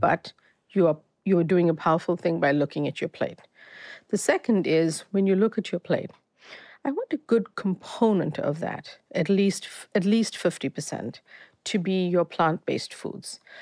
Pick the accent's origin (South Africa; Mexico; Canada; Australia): South Africa; moved away as an adult; also born or lived in Boston; I grew up, before I moved to study in Boston, I grew up in South Africa, um, Indian family